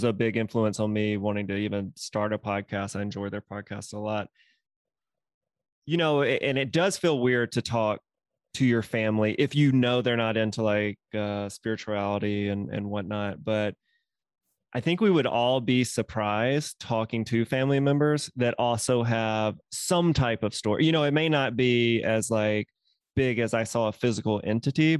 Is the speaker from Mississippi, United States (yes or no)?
yes; Mississippi, United States; moved away; I'm from Mississippi originally.